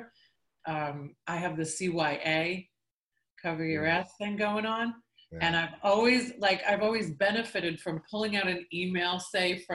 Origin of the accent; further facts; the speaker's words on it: New York, United States; moved away; I grew up in New York.